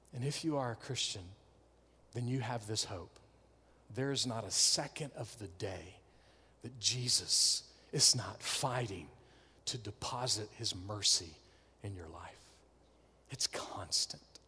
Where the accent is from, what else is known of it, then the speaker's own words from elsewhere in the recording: North Augusta, South Carolina, United States; I am a scrub from North Augusta